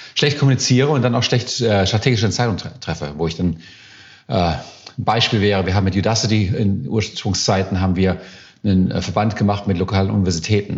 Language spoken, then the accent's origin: German; Germany; also born or lived in Silicon Valley, United States; now in United States